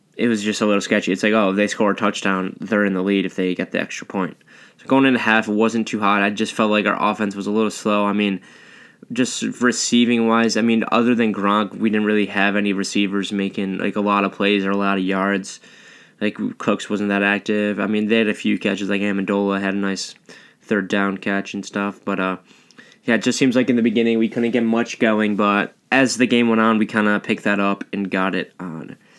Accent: Buffalo, New York, United States; I'm from Buffalo

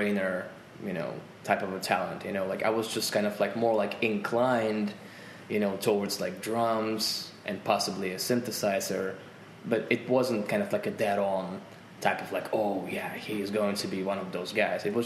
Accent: Volgograd, Volgograd Oblast, Russia; English is a second language; I'm from Volgograd

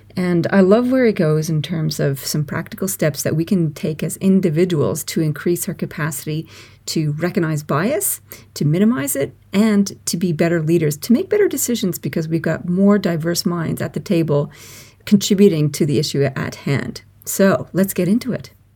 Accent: Canada; also born or lived in England; now in Australia; I'm English born myself, but I left when I was only three and grew up in Canada and ended up in Australia.

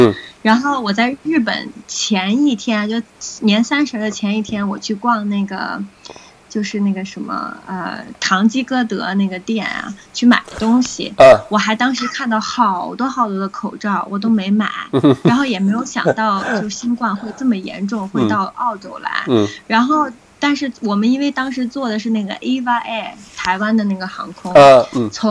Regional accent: Beijing, China; now in Gold Coast, Australia; 因为我是北京的嘛，

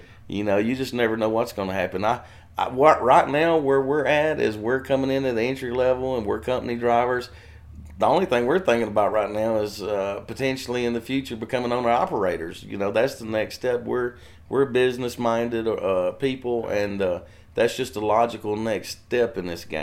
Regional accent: Waverly, Tennessee, United States; also born or lived in Texas; I'm native to Tennessee. I was born in Waverly, Tennessee, and lived here most of my life. I did live five years in Texas with my dad when I was older

